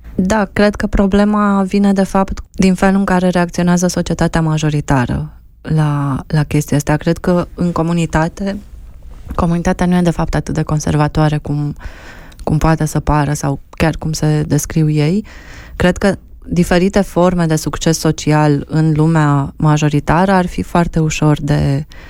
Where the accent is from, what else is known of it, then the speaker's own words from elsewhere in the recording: Romania; suntem români, sărbătorim ziua națională, mâncăm mamaligă